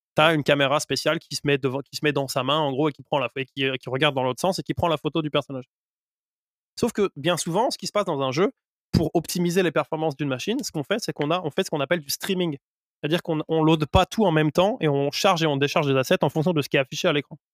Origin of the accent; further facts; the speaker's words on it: France; par chez nous en France